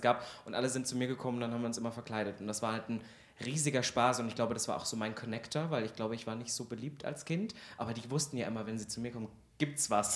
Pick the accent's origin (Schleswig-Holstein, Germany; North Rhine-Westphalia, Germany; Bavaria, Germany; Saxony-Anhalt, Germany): Saxony-Anhalt, Germany; Halle; also born or lived in Kyffhäuser area, Thuringia; ich komme ja aus Halle, da gibt es ja auch eine große Oper, ich habe da auch Musical mitgespielt